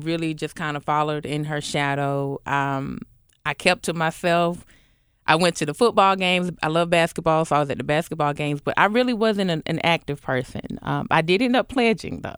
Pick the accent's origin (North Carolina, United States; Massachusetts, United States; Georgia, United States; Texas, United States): Georgia, United States; Atlanta; moved away as an adult; also born or lived in College Park, Georgia; now in Memphis, United States; moved over to Southwest Atlanta